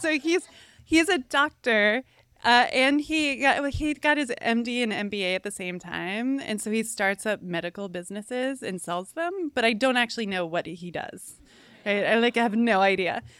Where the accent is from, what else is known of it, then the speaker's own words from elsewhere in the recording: Cooperstown, New York, United States; now in Gainesville, United States; I was raised in Cooperstown, New York, a tiny little village